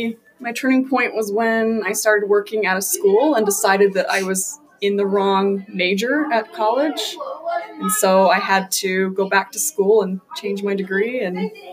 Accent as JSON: {"language": "English", "town": "Rexburg", "region": "Idaho", "country": "United States", "said": "I'm from Rexburg, Idaho."}